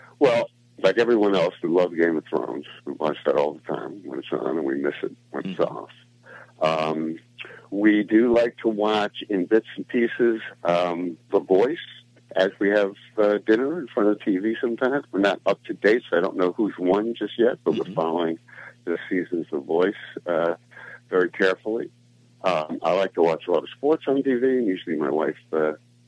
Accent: New York City, New York, United States; I grew up in Brooklyn, New York

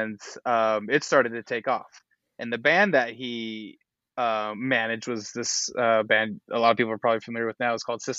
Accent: Walla Walla, Washington, United States; moved away; also born or lived in Los Angeles / Germany; my hometown of Walla Walla

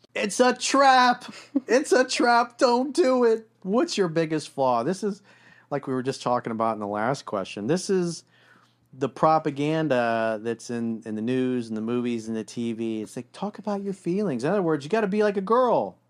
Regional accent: South Florida, United States; I grew up in South Florida

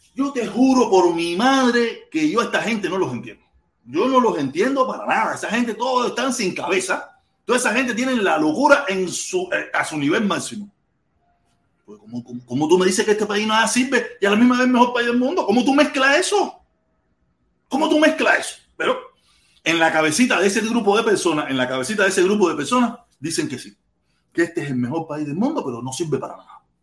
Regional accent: Cuba; now in United States; la mayoría de todos los cubanos que estamos en los Estados Unidos, yo puedo poner que el 98, 97% somos cubanos que nos acogimos a una ley de refugiados

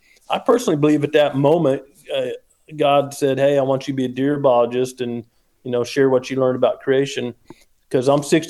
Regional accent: Missouri, United States; I was raised in Missouri on a little farm, no deer. There were no hunting season in the county I was in, Southern Missouri, the Ozarks.

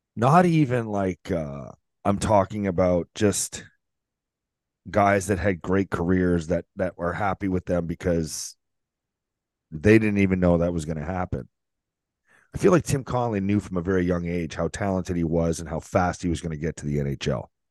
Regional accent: St. Catharines, Ontario, Canada; St. Catharines my hometown

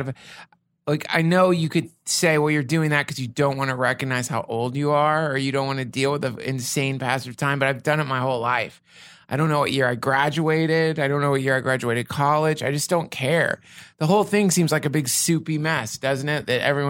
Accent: Asheville, North Carolina, United States; I came from Asheville, North Carolina.

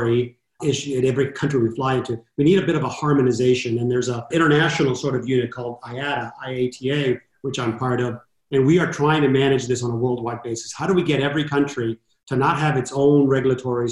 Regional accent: Los Angeles, California, United States; growing up in Southern California in East

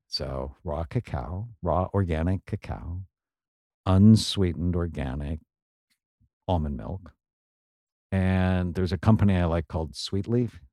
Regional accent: San Fernando Valley, California, United States; I grew up in the San Fernando Valley

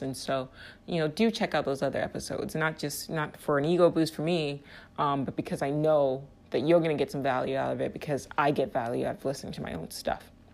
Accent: Nigeria; now in United States; I'm from Nigeria

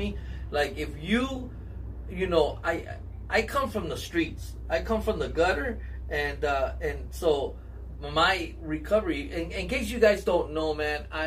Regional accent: Los Angeles, California, United States; I grew up in Lincoln Heights

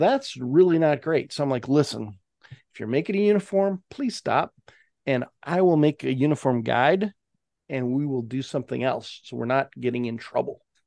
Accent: Spokane, Washington, United States; I'm from Spokane

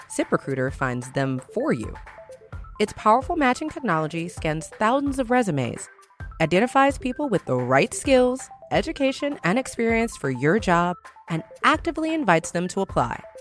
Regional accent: the South, United States; we're from the South. We're black women.

